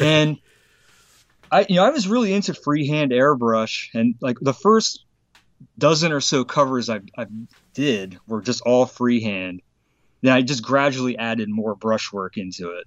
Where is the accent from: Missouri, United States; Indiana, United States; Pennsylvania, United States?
Pennsylvania, United States; Harrisburg; Harrisburg, Pennsylvania